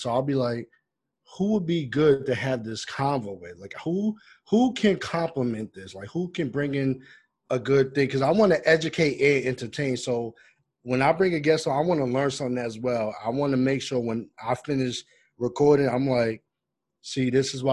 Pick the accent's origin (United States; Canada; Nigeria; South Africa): United States; Roosevelt, New York; I grew up in Roosevelt, Long Island.